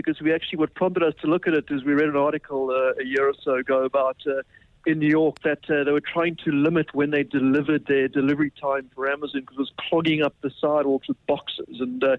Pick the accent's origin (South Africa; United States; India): South Africa; So, you know, being a South African stockbroker, you can't avoid the currency at the moment.